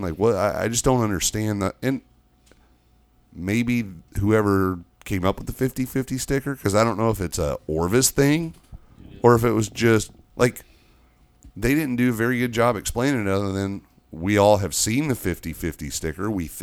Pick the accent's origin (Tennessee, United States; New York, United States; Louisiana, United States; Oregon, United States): Tennessee, United States; I am from Tennessee